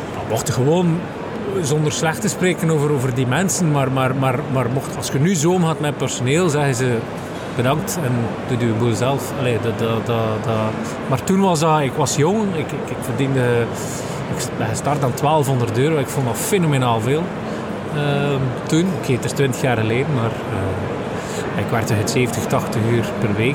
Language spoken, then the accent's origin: Dutch; Aalter, Flanders, Belgium; ik ben afkomstig van Aalter